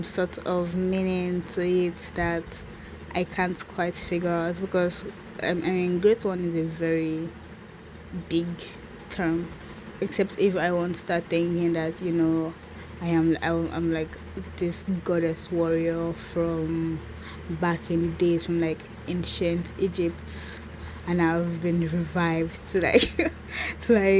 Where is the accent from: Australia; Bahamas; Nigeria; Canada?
Nigeria; So I am from Nigeria, and … is an Igbo name.